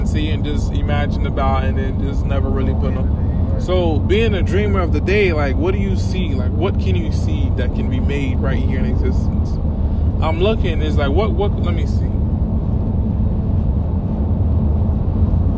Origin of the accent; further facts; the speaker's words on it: Miami, Florida, United States; I'm from Miami